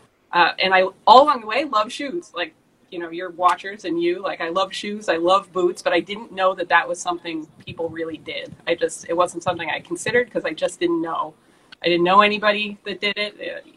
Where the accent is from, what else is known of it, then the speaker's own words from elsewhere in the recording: Swampscott, Massachusetts, United States; also born or lived in France; I grew up in Swampscott, that's just north of Austin